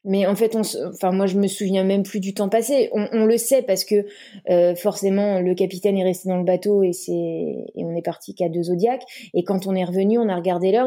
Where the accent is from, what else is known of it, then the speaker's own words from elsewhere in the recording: Brittany, France; je suis bretonne, donc euh, j'ai fait de l'optimiste quand j'étais petite euh, sur le golfe du Morbihan